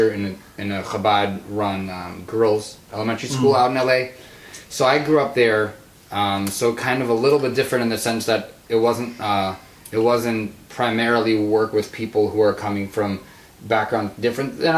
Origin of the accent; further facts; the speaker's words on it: Los Angeles, California, United States; now in Milwaukee, United States; I grew up in Los Angeles